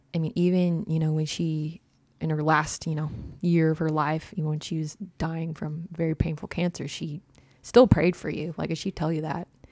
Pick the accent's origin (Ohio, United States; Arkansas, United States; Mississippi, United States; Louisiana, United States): Arkansas, United States; Prairie Grove; I grew up in Prairie Grove, Arkansas.